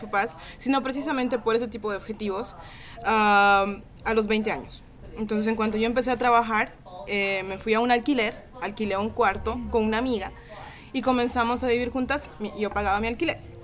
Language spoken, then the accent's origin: Spanish; Cochabamba, Bolivia; soy de Bolivia, de Cochabamba específicamente hablando